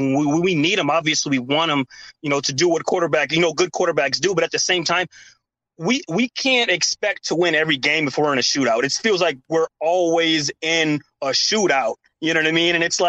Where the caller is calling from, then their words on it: Shakopee, Minnesota, United States; I'm still out here in Shakopee, but yeah, man, I'm with you guys.